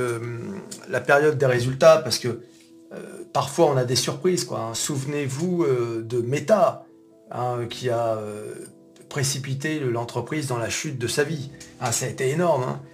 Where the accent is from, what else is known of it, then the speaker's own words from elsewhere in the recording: France; nous, en tant que Français